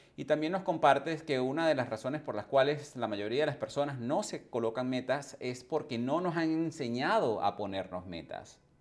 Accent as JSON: {"language": "Spanish", "country": "Venezuela", "tie": "born or raised there", "also_born_or_lived": "England / Canada / United States / Caribbean islands", "moved": "as an adult", "said": "Yo también emigré hace más de 20 años de, de mi país natal, que fue Venezuela"}